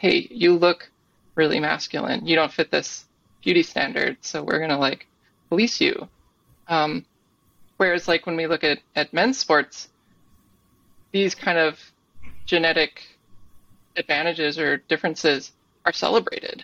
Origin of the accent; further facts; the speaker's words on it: Minnesota, United States; moved away; also born or lived in Vermont; growing up in Minnesota, kind of the Midwest